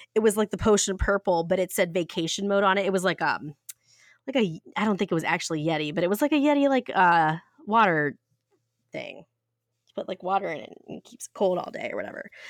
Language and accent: English; Ohio, United States; I'm from Ohio